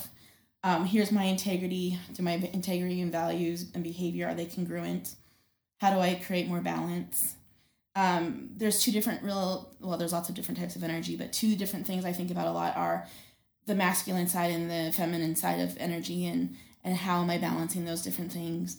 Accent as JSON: {"language": "English", "region": "North Dakota", "country": "United States", "tie": "born or raised there", "moved": "yes", "lives_now": "Billings, United States", "said": "I grew up in North Dakota"}